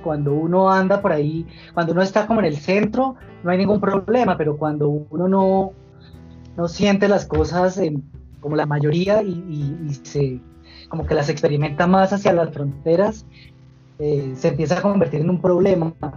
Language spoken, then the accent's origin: Spanish; Bogotá, Colombia; soy bogotano y actualmente vivo en Bogotá